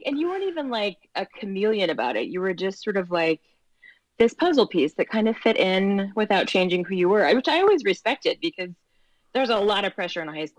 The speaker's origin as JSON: {"language": "English", "region": "Michigan", "country": "United States", "also_born_or_lived": "Boulder, Colorado", "said": "Boulder, Colorado. Yeah, which sounds exotic being from Michigan, like Colorado."}